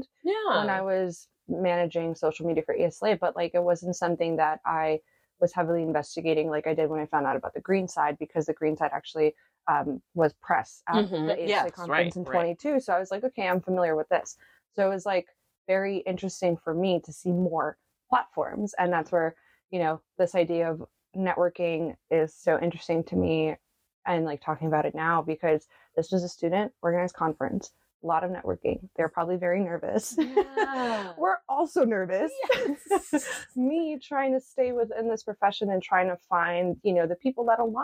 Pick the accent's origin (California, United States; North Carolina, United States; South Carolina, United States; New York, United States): New York, United States; New York City; accent: Brooklyn; moved away as an adult; I grew up in New York City and in Brooklyn specifically